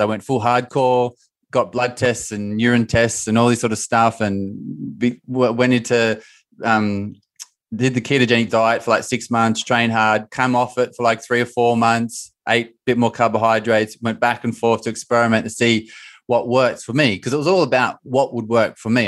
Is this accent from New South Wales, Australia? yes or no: yes; Bathurst, New South Wales, Australia; In my hometown in Australia, three and a half hours northwest of Sydney, called Bathurst